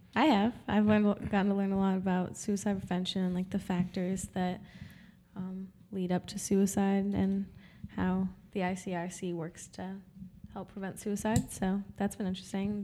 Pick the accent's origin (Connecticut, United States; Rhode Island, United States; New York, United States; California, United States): New York, United States; Rochester; I'm from Rochester, New York